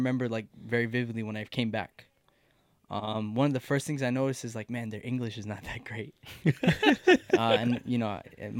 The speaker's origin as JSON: {"language": "English", "town": "Dallas", "region": "Texas", "country": "United States", "tie": "born or raised there", "said": "Born and raised in Dallas, Texas."}